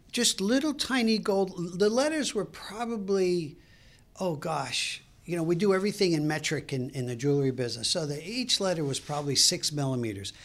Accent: Brooklyn, New York, United States; moved away as an adult; also born or lived in Fairfax, Virginia; now in Clifton, United States; I grew up in Brooklyn

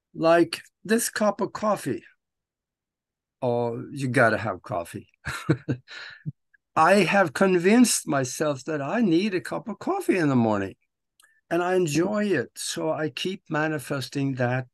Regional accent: Norway; moved away as an adult; now in United States; I am living in the United States of America right now, but I was born and raised in Norway

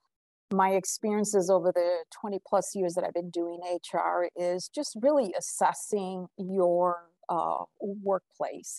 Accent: Puerto Rico; moved away; I was born in Puerto Rico

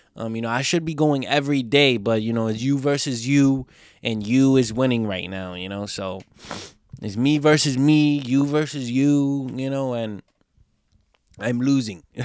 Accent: New York, United States; I'm from New York

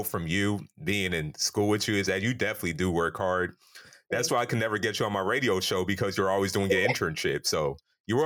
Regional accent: United States; I'm Nigerian, so they don't call me a Black person or African American, even though I'm born here

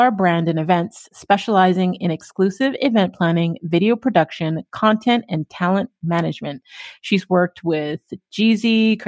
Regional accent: Toronto, Ontario, Canada; also born or lived in Durham Region, Ontario; born and raised in Scarborough

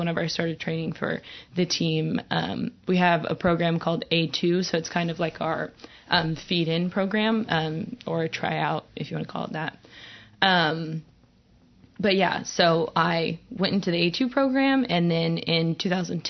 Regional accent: Oklahoma, United States; I'm from Oklahoma

